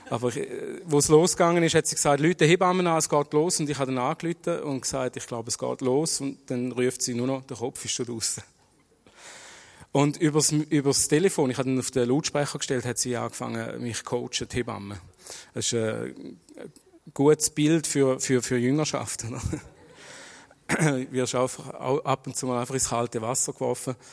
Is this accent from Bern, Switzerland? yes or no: no; Schaffhausen, Switzerland; ich bin in Schaffhausen geboren und aufgewachsen. Ich bin in eine türkische Familie geboren worden, bin im Islam erzogen worden.